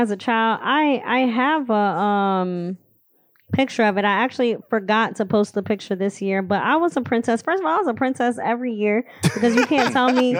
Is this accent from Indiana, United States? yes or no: yes; Indiana, United States; now in Philadelphia, United States; I lived in Indiana.